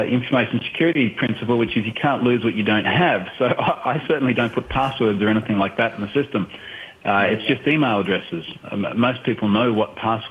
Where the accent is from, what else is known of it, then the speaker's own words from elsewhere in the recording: Australia; I'm obviously Australian.